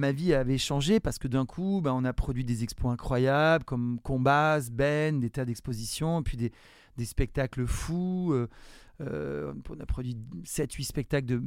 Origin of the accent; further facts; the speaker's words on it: Provence-Alpes-Côte d'Azur, France; also born or lived in Nice / Marseille / Antibes; J'étais dans le sud de la France, je suis né à Nice, j'habitais euh, Marseille, près de Marseille, et puis euh, Antibes aussi.